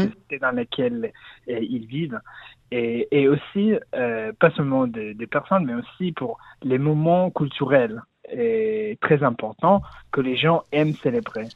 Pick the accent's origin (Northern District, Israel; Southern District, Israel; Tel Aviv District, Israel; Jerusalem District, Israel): Southern District, Israel; Kiryat Malakhi; French is a second language; moved away; je, suis né à Kirat Malachi aussi d'Israël